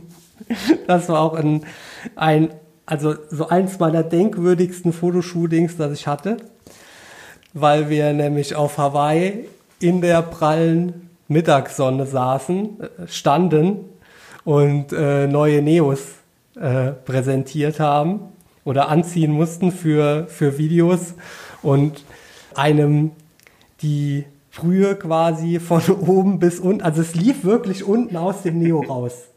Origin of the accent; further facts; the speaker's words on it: Koblenz, Rhineland-Palatinate, Germany; bei uns in Koblenz